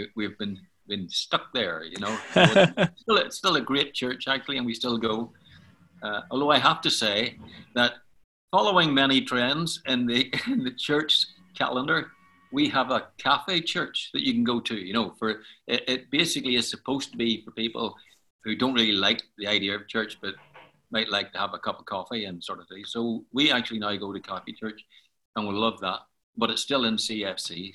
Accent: Belfast, Northern Ireland, United Kingdom; I was born in Belfast, and uh, in fact, I was born in Donegal Pass in Belfast, which is on the south side

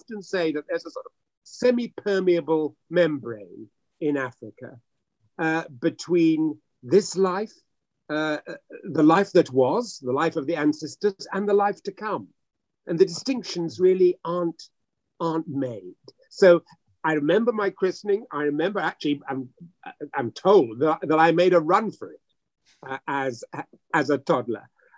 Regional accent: Hackney, London, United Kingdom; born there; I was born in Hackney, as it happens, but I was christened at a very early age, but old enough to walk in my father's village in the eastern region of what was then the Gold Coast, now Ghana.

